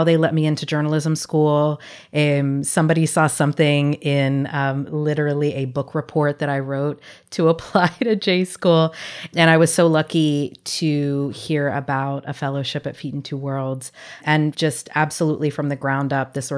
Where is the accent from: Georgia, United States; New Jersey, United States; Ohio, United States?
Georgia, United States; outside of Atlanta, the South; moved away as an adult; also born or lived in Puerto Rico / Netherlands / Oakland, California / New York; now in Durham, United States; I was born in Puerto Rico, but raised in the South outside of Atlanta